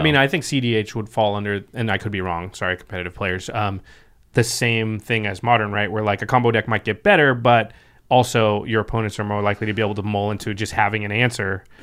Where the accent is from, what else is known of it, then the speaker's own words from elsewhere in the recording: Pacific Northwest, United States; I grew up in the Pacific Northwest as well.